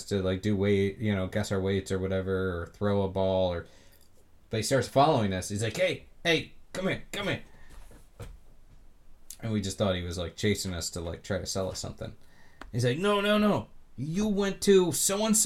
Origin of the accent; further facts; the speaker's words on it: Orlando, Florida, United States; I grew up in Orlando